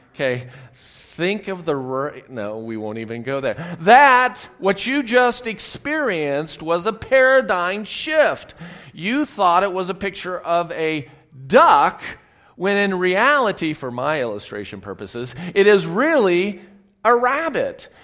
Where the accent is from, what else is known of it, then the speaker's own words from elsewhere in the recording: Southern California, United States; I grew up in Southern California